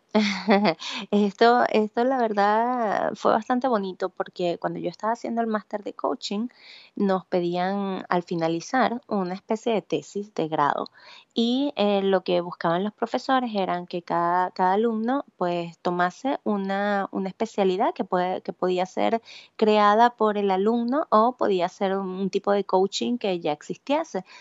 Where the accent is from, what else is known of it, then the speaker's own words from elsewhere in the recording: San Carlos, Cojedes, Venezuela; moved away as an adult; also born or lived in Valencia, Venezuela / Barquisimeto, Venezuela; now in Spain; yo soy nacida en Valencia, criada en San Carlos Cojedes y eh, entre San Carlos y Barquisimeto, porque luego um, gran parte de mi vida lo viví en Barquisimeto